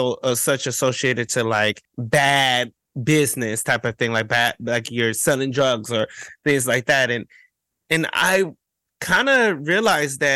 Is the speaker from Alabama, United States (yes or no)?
no; Cleveland, Ohio, United States; as a queer kid, as a Black gay kid, right? Growing up in Cleveland, Ohio